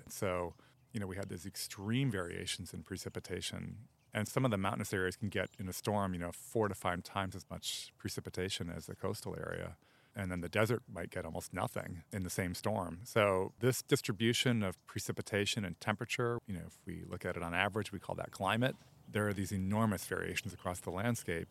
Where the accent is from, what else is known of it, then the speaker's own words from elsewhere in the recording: outside Chicago, Illinois, United States; now in Los Angeles, United States; I grew up outside Chicago